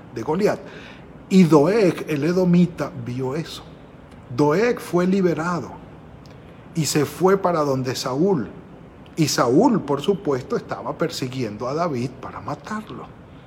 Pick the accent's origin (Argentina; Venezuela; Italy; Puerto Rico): Venezuela; moved away; en el pueblo donde nacimos, allí en Venezuela